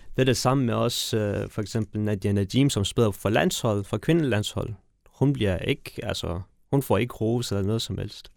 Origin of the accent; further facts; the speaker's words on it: Kabul, Afghanistan; now in Denmark; jeg er født i Afghanistan